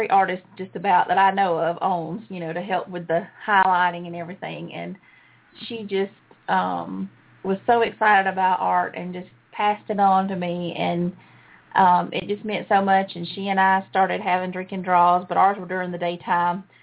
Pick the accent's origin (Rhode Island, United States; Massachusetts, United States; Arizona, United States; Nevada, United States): Arizona, United States; Surprise; well, I'm from Surprise actually, so I know.